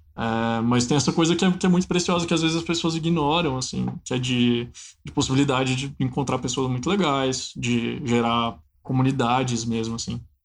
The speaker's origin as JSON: {"language": "Portuguese", "region": "Minas Gerais", "country": "Brazil", "said": "um longa-metragem que foi filmado na, na, região de onde eu sou, que é a Valentina"}